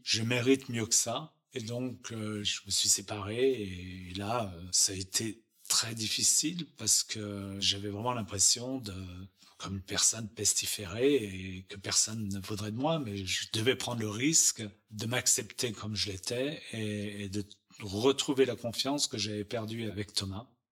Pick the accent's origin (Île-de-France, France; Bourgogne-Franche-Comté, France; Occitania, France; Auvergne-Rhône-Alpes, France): Auvergne-Rhône-Alpes, France; Chamonix; also born or lived in Paris; now in Los Angeles, United States; je suis né à Chamonix en Haute-Savoie